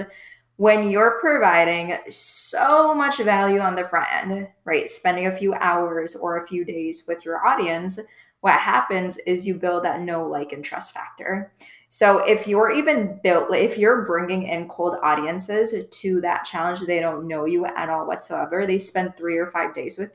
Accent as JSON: {"language": "English", "region": "Midwest", "country": "United States", "also_born_or_lived": "Iowa State University (college)", "moved": "as an adult", "lives_now": "South Florida, United States", "said": "I'm from the Midwest, but I just moved to South Florida about a year ago now"}